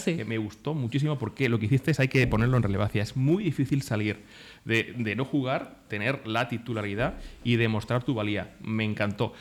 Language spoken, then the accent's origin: Spanish; Castilla-La Mancha, Spain; Nosotros somos castellanos y yo soy muy manchego